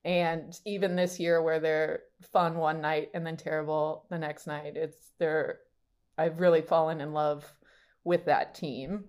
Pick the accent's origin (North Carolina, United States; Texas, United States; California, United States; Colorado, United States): California, United States; Rancho Cucamonga; moved away; also born or lived in New York; I grew up in Rancho Cucamonga, California